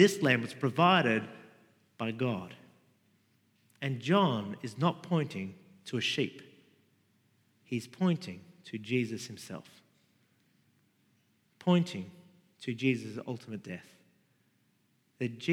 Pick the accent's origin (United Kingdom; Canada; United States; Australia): Australia; Sydney, New South Wales; I grew up in Rudy Hill, Mount Druitt, Western Sydney